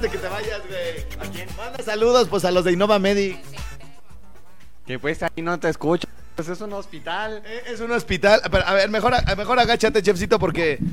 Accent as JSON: {"language": "Spanish", "town": "Morelia", "region": "Michoacán", "country": "Mexico", "said": "lejos de Morelia, lejos de mi tierra"}